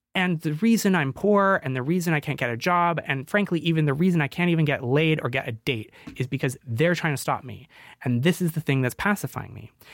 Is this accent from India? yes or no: no; Canada; moved away; Being 24, I'm Canadian